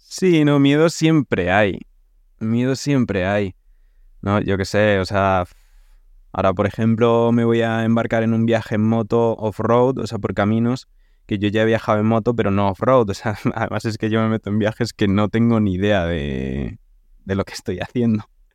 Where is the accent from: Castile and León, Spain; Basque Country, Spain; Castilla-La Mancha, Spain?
Castile and León, Spain; Segovia; yo soy de Segovia